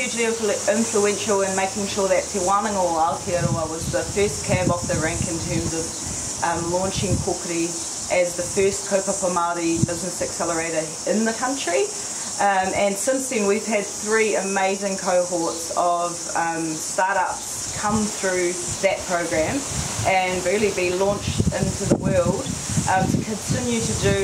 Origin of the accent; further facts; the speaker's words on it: Netherlands; now in New Zealand; I'm originally from Holland.